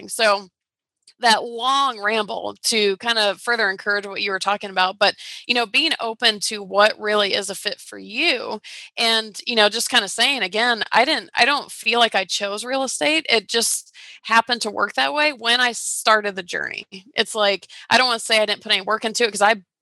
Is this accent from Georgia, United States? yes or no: yes; Atlanta, Georgia, United States; I was from Atlanta